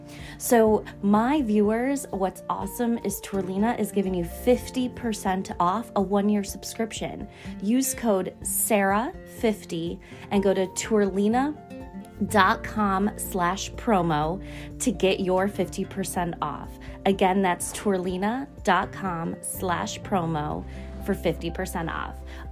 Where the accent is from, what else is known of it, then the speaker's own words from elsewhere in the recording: Buffalo, New York, United States; I was born and raised in Buffalo, New York